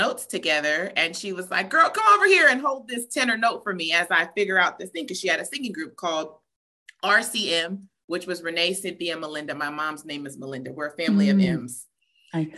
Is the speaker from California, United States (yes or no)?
yes; Southern California, United States; also born or lived in Orlando, Florida; I was born in Florida, raised in Southern California